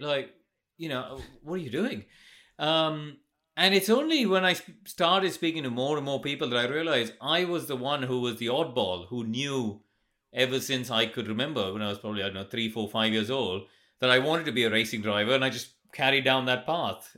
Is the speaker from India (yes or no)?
yes; India; moved away; when I grew up in India, we didn't have any karting